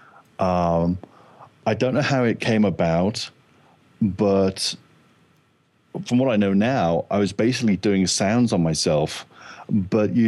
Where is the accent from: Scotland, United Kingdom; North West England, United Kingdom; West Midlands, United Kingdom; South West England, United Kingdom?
North West England, United Kingdom; Liverpool; also born or lived in south of London; I'm from south of London, but then my parents moved up to the Liverpool area when I was a kid. I was about five, and I grew up there, did most of my education in the Liverpool area